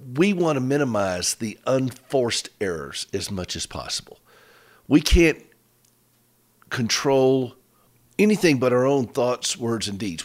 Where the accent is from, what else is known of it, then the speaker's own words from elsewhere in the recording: United States; we're both from Carolina.